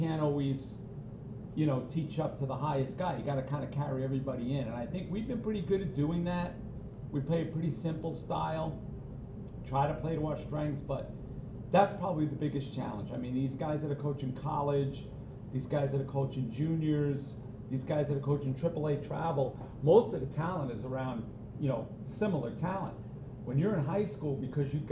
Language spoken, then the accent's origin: English; Mount Vernon, New York, United States; I grew up in Mount Vernon